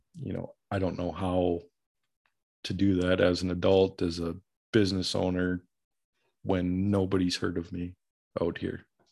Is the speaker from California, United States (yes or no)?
no; Minneapolis, Minnesota, United States; moved away as an adult; growing up in the Minneapolis metro area